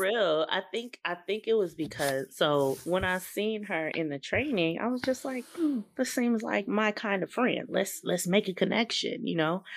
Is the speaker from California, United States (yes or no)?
yes; California, United States; I am from California, born and bred.